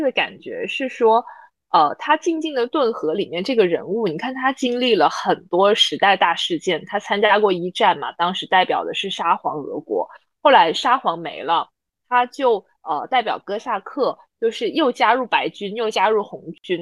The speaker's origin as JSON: {"language": "Chinese", "town": "Zhuhai", "region": "Guangdong", "country": "China", "tie": "born or raised there", "said": "我小时候在珠海生活"}